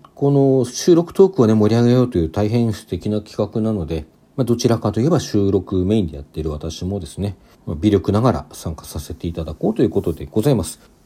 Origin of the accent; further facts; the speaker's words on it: Hokkaido, Japan; now in Kanto, Japan; もともと私は北海道出身